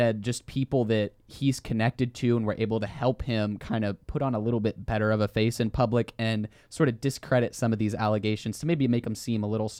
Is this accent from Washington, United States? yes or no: no; Texas, United States; Yeah, we're both from Texas.